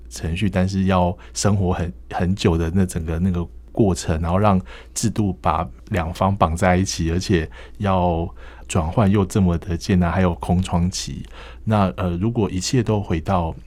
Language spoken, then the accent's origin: Chinese; Taiwan; 我们自己作为一个台湾人在本地的劳动市场